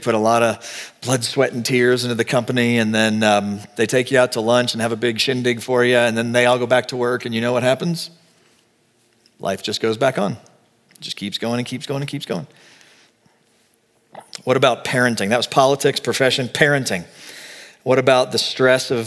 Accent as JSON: {"language": "English", "region": "Texas", "country": "United States", "moved": "yes", "lives_now": "Colorado, United States", "said": "I'm from Texas."}